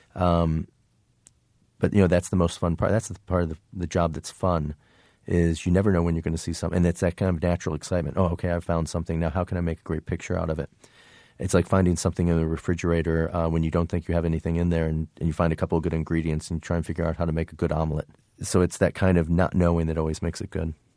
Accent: Indiana, United States; moved away; also born or lived in New York; where I grew up in Indiana, there was no fashion business

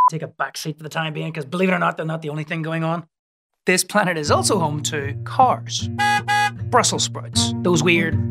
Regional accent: Northern Ireland, United Kingdom; moved away; also born or lived in New York City; I was growing up in Northern Ireland

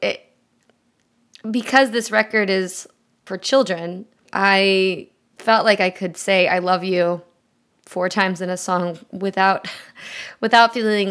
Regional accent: Southern California, United States; I grew up in the southwest part of the country, in Southern California specifically

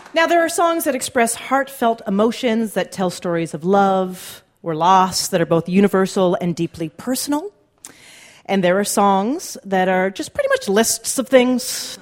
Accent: Canada; I did as a Canadian

